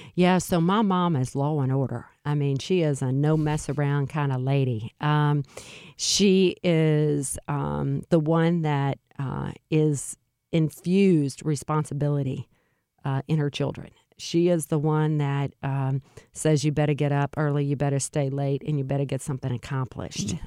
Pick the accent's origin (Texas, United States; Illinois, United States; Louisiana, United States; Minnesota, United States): Louisiana, United States; Alexandria; moved away as an adult; now in St. Louis, United States; I was born in Alexandria, Louisiana, which is central Louisiana